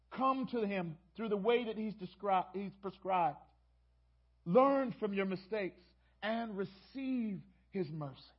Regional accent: Baltimore, Maryland, United States; moved away; I'm from Baltimore

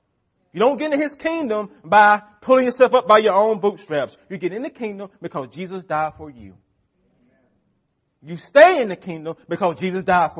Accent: United States; We are American Christians

